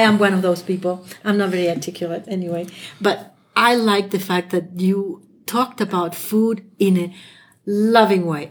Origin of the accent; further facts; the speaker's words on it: Chile; first language Spanish; English is a second language; moved away as an adult; now in United States; I'm from Chile. My first language is Spanish, and I'm a French teacher